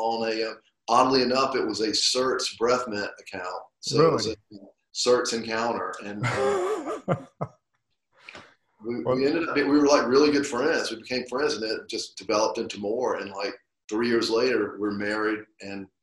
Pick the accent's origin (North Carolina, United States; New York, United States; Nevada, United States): North Carolina, United States; Creedmoor; now in Charlotte, United States; I grew up in a small town north of Raleigh called Creedmoor